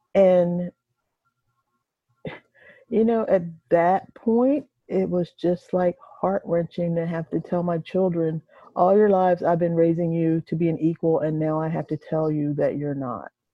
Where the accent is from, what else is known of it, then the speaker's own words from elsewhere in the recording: United States; now in Nashville, United States; I've been in Nashville for 26 years, and um, I'm originally from Delaware, the eastern shore of Maryland